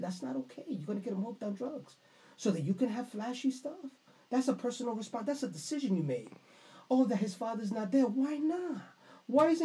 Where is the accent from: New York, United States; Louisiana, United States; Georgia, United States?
New York, United States; New York City; I grew up on Crescent, 184th Street